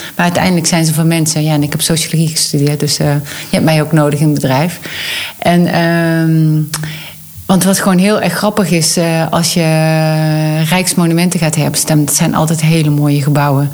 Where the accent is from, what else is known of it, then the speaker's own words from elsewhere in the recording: North Limburg, Netherlands; accent: Limburgish; mensen horen wel dat ik een Limburgs accent heb. Dus ik kom uit Noord-Limburg